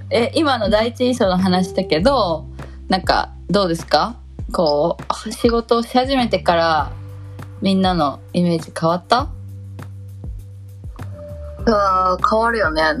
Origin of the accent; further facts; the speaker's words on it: Okayama, Japan; なんかさ岡山出身ってさもう生まれながらの半人デだからさ